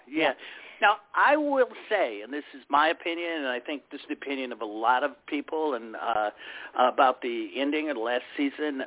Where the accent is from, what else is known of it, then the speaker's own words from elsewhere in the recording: Cleveland, Ohio, United States; my hometown of Cleveland